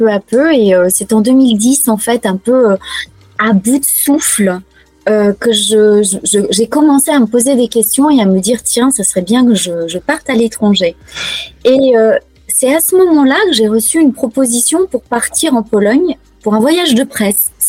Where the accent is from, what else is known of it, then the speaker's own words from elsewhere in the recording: Auvergne-Rhône-Alpes, France; Donc moi, je suis née euh, en Auvergne. Donc, mais vraiment, j'ai vécu euh, au pied du plateau de Gergovie.